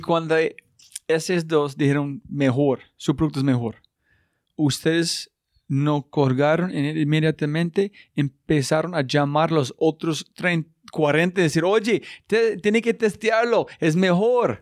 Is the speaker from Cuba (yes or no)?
no; United States; now in Colombia; soy gringo